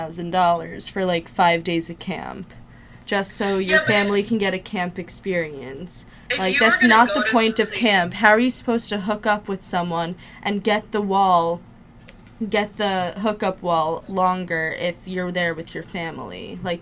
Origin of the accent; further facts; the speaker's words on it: New Jersey, United States; It's like, I'm from Jersey, you're from Jersey, we're both Jewish, we both went to sleepaway camp